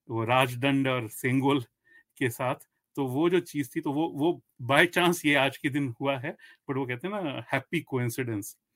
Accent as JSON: {"language": "Hindi", "region": "Delhi", "country": "India", "said": "पर मैं दिल्ली से हूँ तो दिल्ली के बारे में मुझे बहुत कुछ मालूम है"}